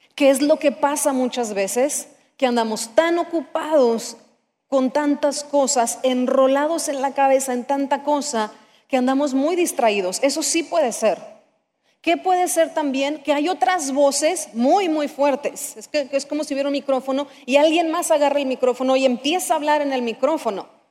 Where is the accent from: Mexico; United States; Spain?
Mexico; como somos mexicanos